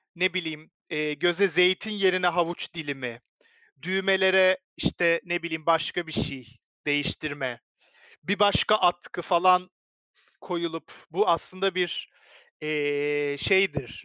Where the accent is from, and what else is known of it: Turkey